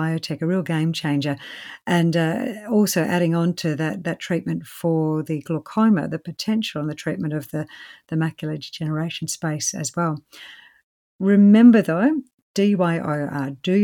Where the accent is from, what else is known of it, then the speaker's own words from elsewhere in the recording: Australia; I'm an Aussie